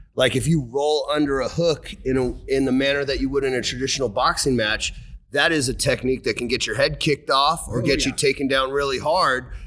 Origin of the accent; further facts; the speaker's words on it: Seattle, Washington, United States; I grew up in Seattle